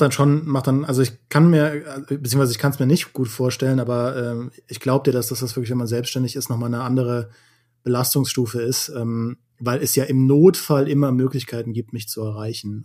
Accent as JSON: {"language": "German", "town": "Trier", "region": "Rhineland-Palatinate", "country": "Germany", "tie": "born or raised there", "moved": "yes", "said": "in meine Heimat gefahren, nach Trier"}